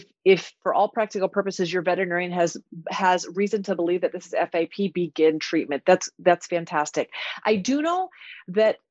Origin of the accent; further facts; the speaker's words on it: Iowa, United States; I born and raised in Iowa, went to vet school in Iowa.